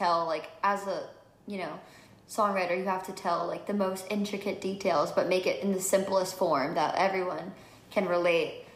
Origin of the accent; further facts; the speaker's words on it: New Jersey, United States; now in Los Angeles, United States; I grew up in New Jersey, so 45 minutes from the city